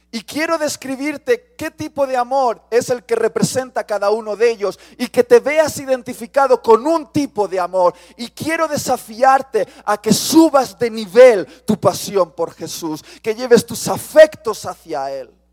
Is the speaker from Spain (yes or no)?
yes; Spain; Soy español.